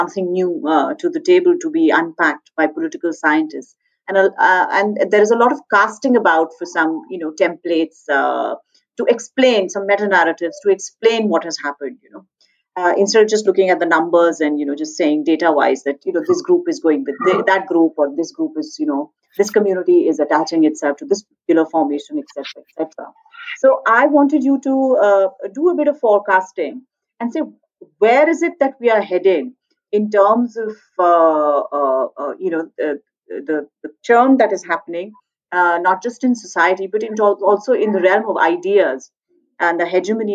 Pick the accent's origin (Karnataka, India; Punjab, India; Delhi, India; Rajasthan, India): Delhi, India; As somebody who was born and brought up in Delhi